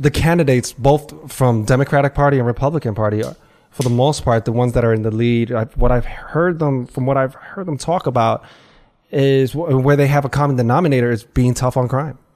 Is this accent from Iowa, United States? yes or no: no; New York, United States; I grew up on the Lower East Side